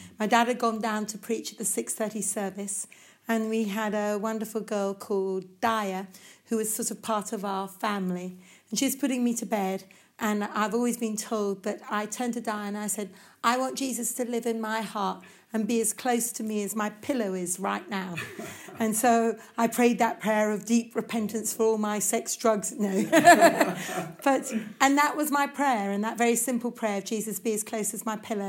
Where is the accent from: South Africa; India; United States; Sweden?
India; Well, I grew up in India, quite a spiritual sort of atmosphere.